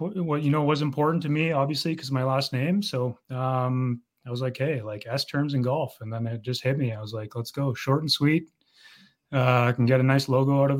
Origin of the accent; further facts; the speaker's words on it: Vancouver, British Columbia, Canada; now in Brandon, Canada; born and raised in Vancouver